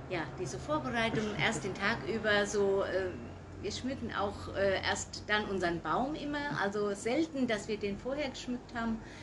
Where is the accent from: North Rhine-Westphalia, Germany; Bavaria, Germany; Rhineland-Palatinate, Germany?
Rhineland-Palatinate, Germany; Gutenacker; moved away as an adult; now in Herold, Germany; Ich komme ursprünglich aus Gutenacker, wo meine Mutter auch noch wohnt